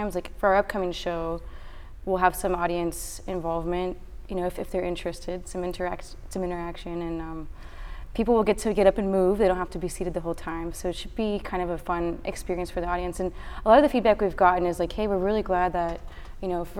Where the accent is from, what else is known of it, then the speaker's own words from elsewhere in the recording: Houston, Texas, United States; moved away as an adult; also born or lived in Philadelphia, Pennsylvania; now in Austin, United States; I was born in Houston.